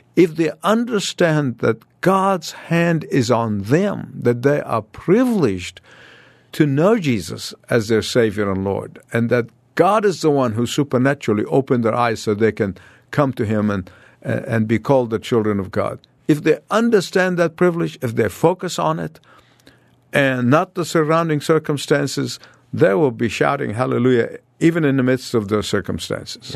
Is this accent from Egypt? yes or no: yes; Egypt; moved away as an adult; I escaped from Egypt like Moses.